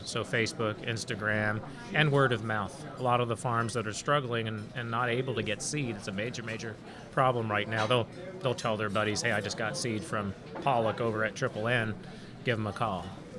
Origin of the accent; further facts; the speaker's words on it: Canada; also born or lived in Montreal, Canada / Toronto, Canada / Grand Isle, Louisiana; now in Louisiana, United States; I grew up in Montreal and Toronto